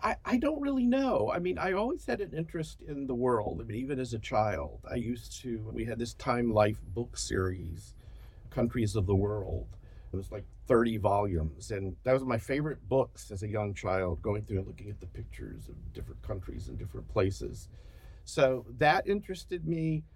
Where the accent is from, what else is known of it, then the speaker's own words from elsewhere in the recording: Birmingham, Alabama, United States; moved away; I was born in Alabama, I was raised in Alabama, so I'm, I'm from Alabama